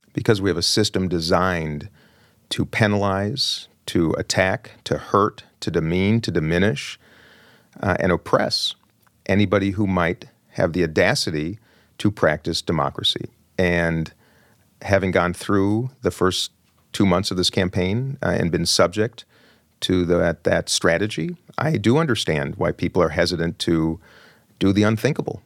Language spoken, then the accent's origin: English; Minnesota, United States; I'm another Minnesotan